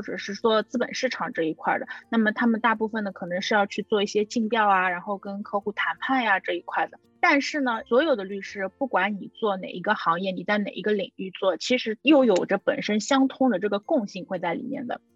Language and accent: Chinese; China; moved away as an adult; also born or lived in Hong Kong; now in New York, United States; 我国内的很多朋友